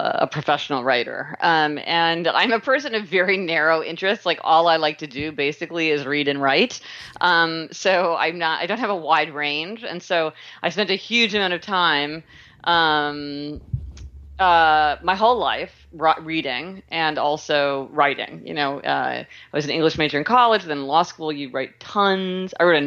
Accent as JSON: {"language": "English", "town": "Kansas City", "region": "Missouri", "country": "United States", "tie": "born or raised there", "said": "I was born in Kansas City, Missouri"}